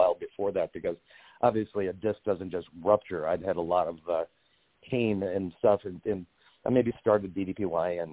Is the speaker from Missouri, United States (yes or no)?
yes; St. Louis, Missouri, United States; I'm from St. Louis